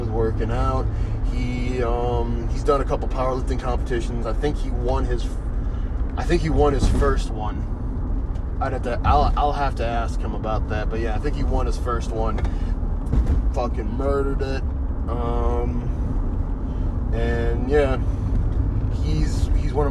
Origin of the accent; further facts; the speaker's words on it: North Carolina, United States; moved away as an adult; also born or lived in Colorado; I came home to North Carolina from Colorado